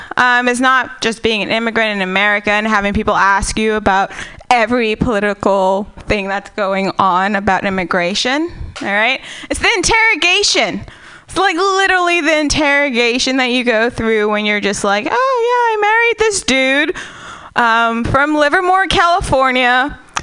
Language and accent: English; Namibia; now in United States; I am from Namibia. Technically, I'm an alien.